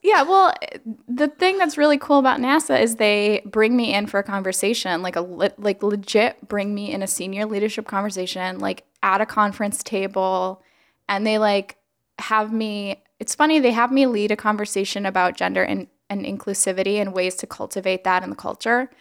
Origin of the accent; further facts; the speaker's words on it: Alabama, United States; moved away; I was born in Alabama